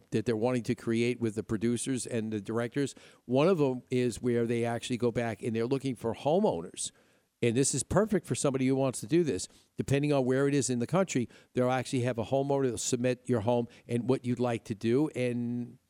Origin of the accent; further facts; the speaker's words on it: Upstate New York, United States; moved away; also born or lived in Midwest; growing up in New York, you had hills and trees and mountains